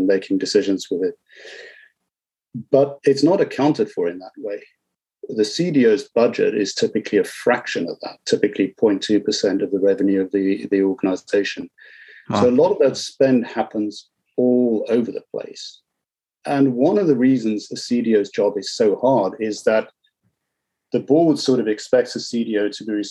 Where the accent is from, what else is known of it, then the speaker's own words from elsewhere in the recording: South Africa; So I was born in South Africa